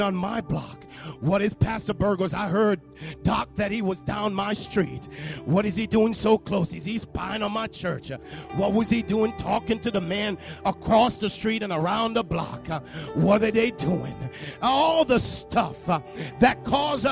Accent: Jamaica; accent: Jamaican; moved away; you might hear a little Jamaican in my voice because I'm from Jamaica.

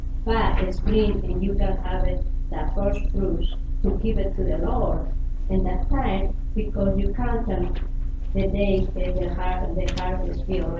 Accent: Spain; moved away; I grew up in agriculture in Spain

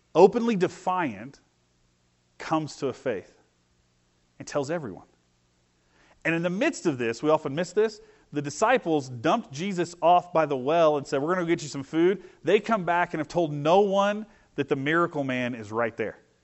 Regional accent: Vincennes, Indiana, United States; I grew up in Vincent's, Indiana, so it's a revolutionary war, you know, French trade town

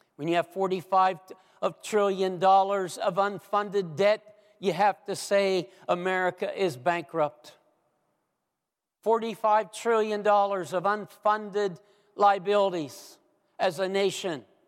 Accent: United States; the country that I grew up

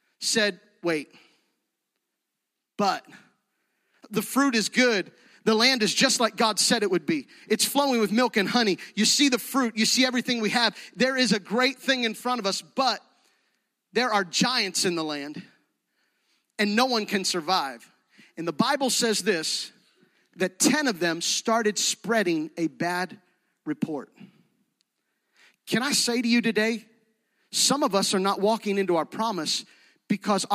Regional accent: Gettysburg, Pennsylvania, United States; moved away as an adult; now in Fayette County, United States; Jody and I grew up in Gettysburg, but this is home

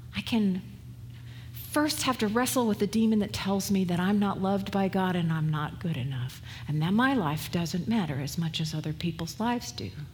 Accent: West Coast, United States; moved away; I was from the West Coast

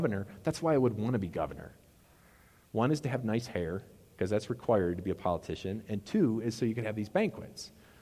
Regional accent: Wisconsin, United States; moved away; we always said crayfish in Wisconsin. That's how they're called crayfish where I'm from.

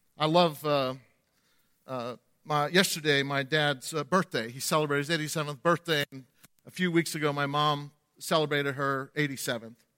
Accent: the North, United States; accent: Yankee; moved away as an adult; also born or lived in Lakeland, Florida; I was from the north

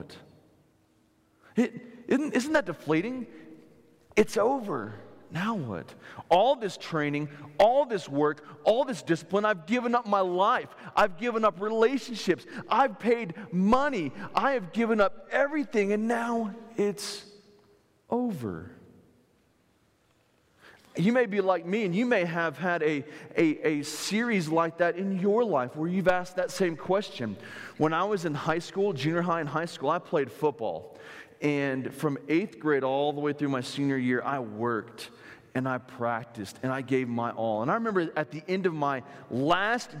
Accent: South Florida, United States; moved away; I'm from South Florida, and a guy that was in my church growing up

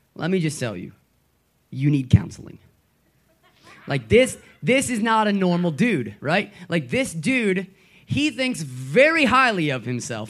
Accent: Gettysburg area, Pennsylvania, United States; now in Philadelphia area, United States; I'm from uh, Gettysburg, and when I say Gettysburg, what I mean is I'm from a town so small that no one's ever heard of it

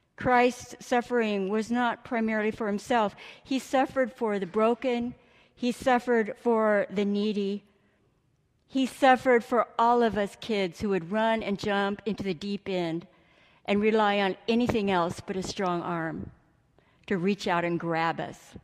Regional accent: Imperial Valley, California, United States; I grew up in California and spent most of my childhood in Imperial Valley

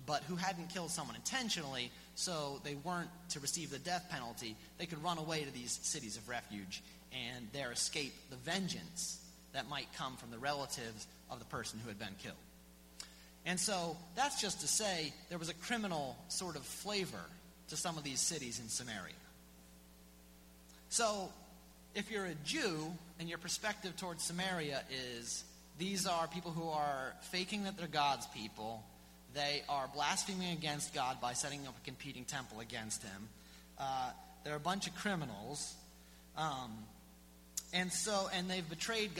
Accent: Philadelphia, Pennsylvania, United States; I grew up in Philadelphia, and we like to think of ourselves as a real, you know, big city.

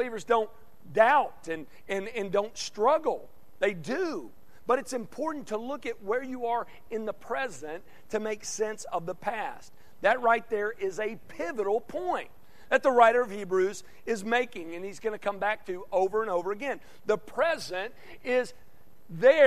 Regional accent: Conway, Arkansas, United States; moved away; my hometown of Conway, Arkansas

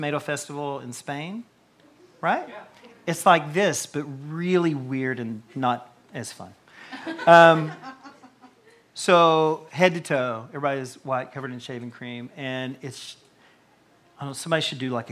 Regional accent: Tennessee, United States; moved away as an adult; now in Campbellsville, United States; I was from Tennessee, and I only knew a few people up here

